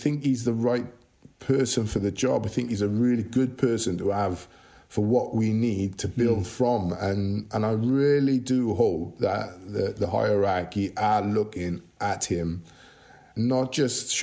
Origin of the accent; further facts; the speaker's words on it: Welsh, Wales, United Kingdom; being Welsh